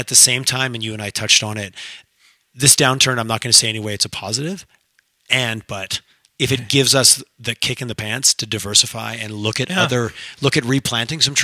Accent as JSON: {"language": "English", "region": "Quebec", "country": "Canada", "tie": "born or raised there", "moved": "yes", "lives_now": "Alberta, Canada", "said": "I grew up in Quebec where politics was the topic of conversation at every dinner table."}